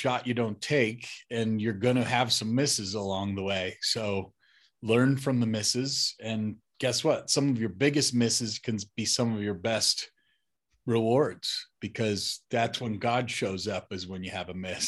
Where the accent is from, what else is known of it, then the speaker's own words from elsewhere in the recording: Colorado, United States; That's where I am, Colorado now, for the last 7 years.